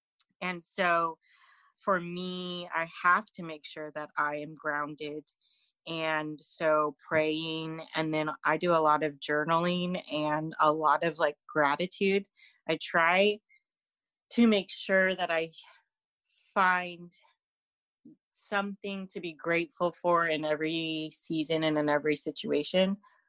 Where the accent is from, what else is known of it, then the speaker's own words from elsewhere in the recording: California, United States; now in Fresno, United States; So I live in this town where everything is so far right and so conservative. And I come from the Bay Area, when I moved here to Fresno in 2017, I was very liberal, progressive